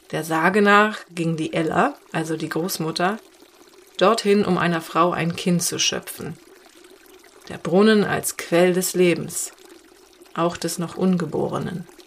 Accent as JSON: {"language": "German", "town": "Cologne", "region": "North Rhine-Westphalia", "country": "Germany", "moved": "yes", "lives_now": "Mücke, Germany", "said": "Weil ich komme aus Köln."}